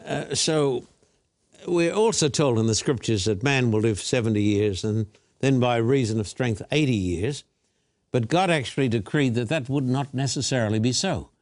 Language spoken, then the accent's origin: English; Australia; I was born and bred in Australia